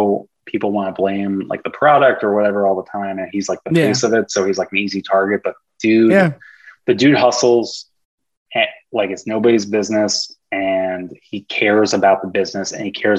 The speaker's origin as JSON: {"language": "English", "region": "New York", "country": "United States", "moved": "yes", "lives_now": "California, United States", "said": "my girlfriend and I left to go because we're both from New York"}